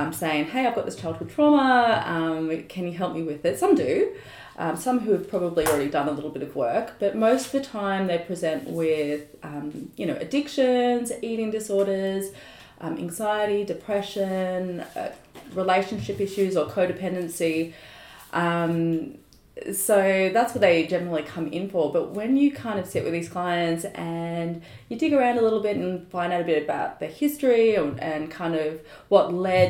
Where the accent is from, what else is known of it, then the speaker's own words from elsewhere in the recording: Sydney, New South Wales, Australia; also born or lived in London; Born and raised in the Northern Beaches, though I did spend about 4 years living in London at some point